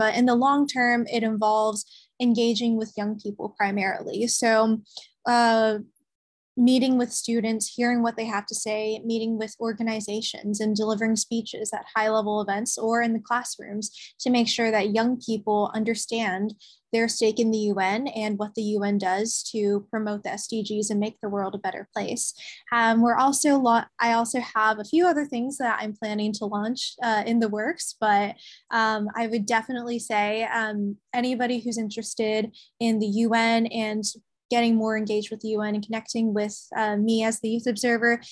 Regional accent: Tennessee, United States; I'm from Tennessee

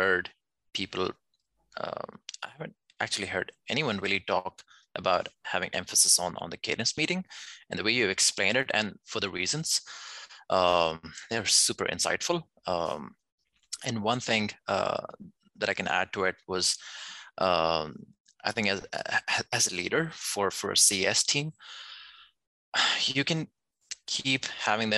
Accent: Pakistan; we are actually from Pakistan

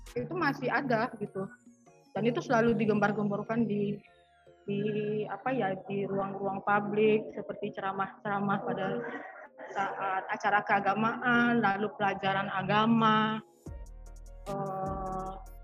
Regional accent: Padang, West Sumatra, Indonesia; kami tuh dari kota Padang

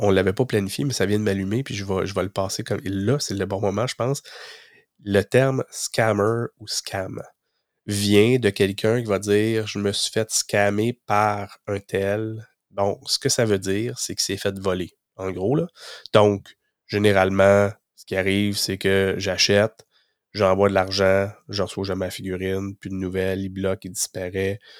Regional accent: Gatineau, Quebec, Canada; moi, je viens de Gatineau, ben, je descends au Mi, puis on se connaît dans nos régions

